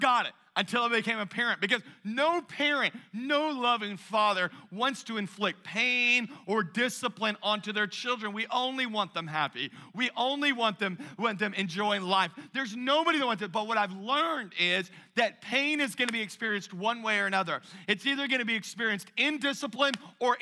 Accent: Louisiana, United States; my family, we're from Louisiana

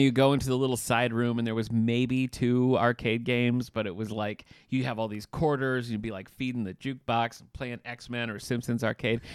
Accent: Battle Creek, Michigan, United States; moved away; I'm originally from Battle Creek, Michigan

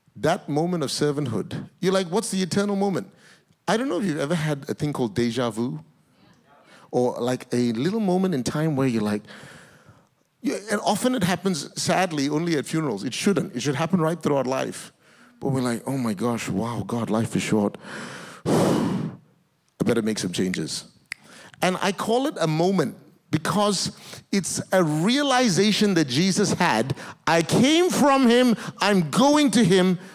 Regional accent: Malaysia; also born or lived in Singapore; now in Australia; I was born in Singapore. I grew up in Malaysia, but my grandparents originally are Indian descent. My citizenship is in Australia

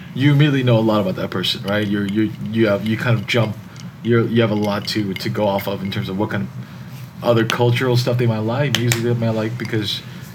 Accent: New Jersey, United States; accent: Jersey; now in Los Angeles, United States; That's my Jersey accent coming out.

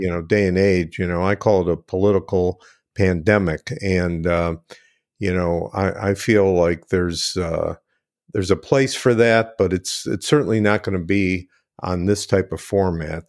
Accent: Cleveland, Ohio, United States; I grew up in Cleveland

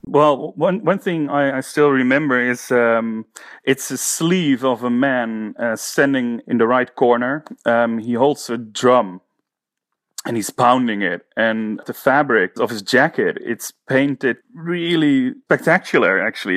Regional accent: Haarlem, North Holland, Netherlands; I'm from the Netherlands, the city of Haarlem.

